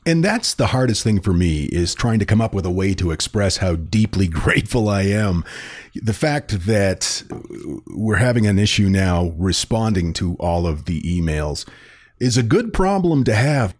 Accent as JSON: {"language": "English", "town": "Houlton", "region": "Maine", "country": "United States", "tie": "born or raised there", "said": "Autumn was a magical time of year in my hometown of Holton, which is less than a mile from the Canadian border"}